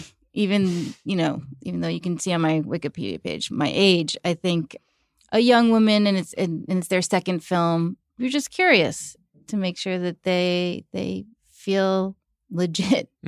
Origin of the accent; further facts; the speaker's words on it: New York, United States; how our friends, you know, dealt with divorce and growing up in New York.